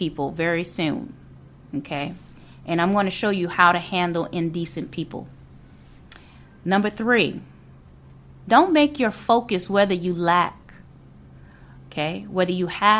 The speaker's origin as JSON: {"language": "English", "town": "New Orleans", "region": "Louisiana", "country": "United States", "tie": "born or raised there", "moved": "as an adult", "said": "I was born and raised in Louisiana, in New Orleans."}